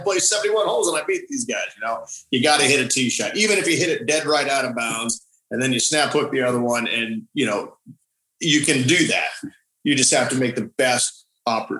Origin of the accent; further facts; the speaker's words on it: Phoenix, Arizona, United States; moved away; also born or lived in El Paso, Texas; I was born in Phoenix